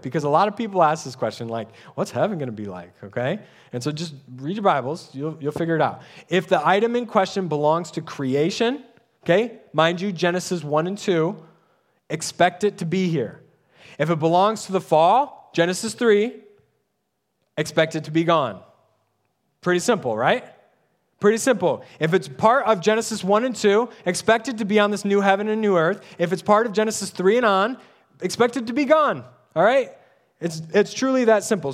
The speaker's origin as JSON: {"language": "English", "country": "United States", "said": "we're American-minded."}